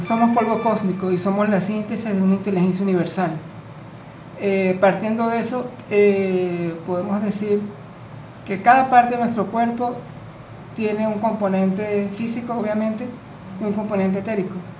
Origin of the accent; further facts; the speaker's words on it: Venezuela; vengo de Venezuela.